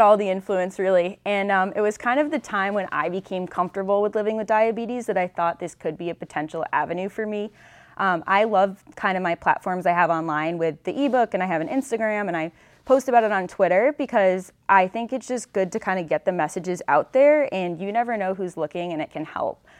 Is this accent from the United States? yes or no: yes; Western Massachusetts, United States; I'm from Western Massachusetts, and I attended Boston College